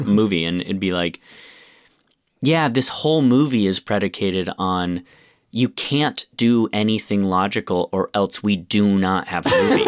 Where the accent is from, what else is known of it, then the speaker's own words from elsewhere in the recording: Rochester, United States; my hometown, Rochester